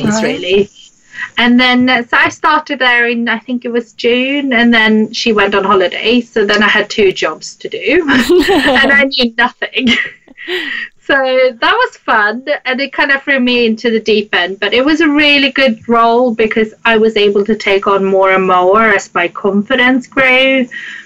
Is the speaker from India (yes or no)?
no; Sweden; moved away as an adult; now in London, United Kingdom; I grew up in Sweden, hence the name, and the accent, which people find very difficult to place sometimes